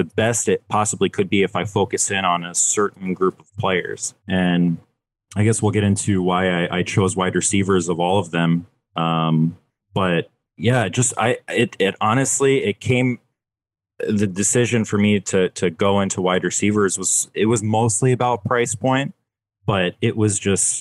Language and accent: English; Philadelphia, Pennsylvania, United States; I'm a Philly guy. I'm from Philadelphia